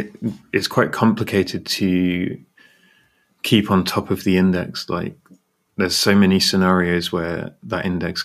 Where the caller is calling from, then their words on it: United Kingdom; And I'm in the UK, and I'm here with Ross.